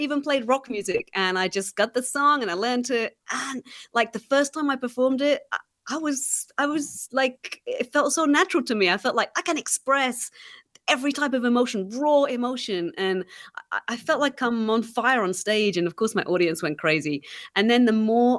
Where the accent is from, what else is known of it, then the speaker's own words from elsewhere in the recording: England, United Kingdom; moved away; growing up in England